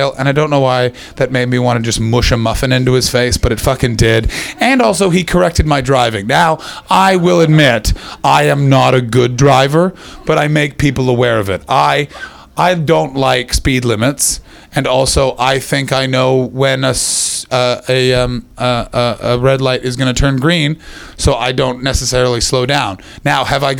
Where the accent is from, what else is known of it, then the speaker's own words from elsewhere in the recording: Ottawa, Ontario, Canada; moved away as an adult; now in United Kingdom; I'm from Ottawa